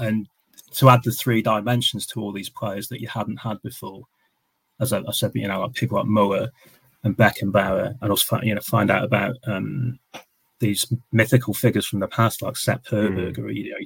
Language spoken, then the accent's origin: English; United Kingdom; growing up in Britain